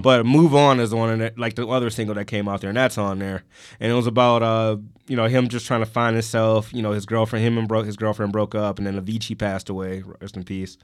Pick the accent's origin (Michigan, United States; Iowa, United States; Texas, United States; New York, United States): Michigan, United States; Detroit; I grew up on Seven Mile and Pat